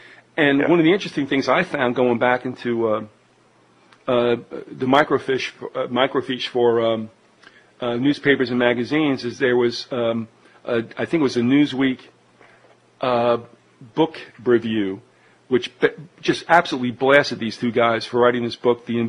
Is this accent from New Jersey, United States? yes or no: yes; New Jersey, United States; I'm from Jersey. These things happen.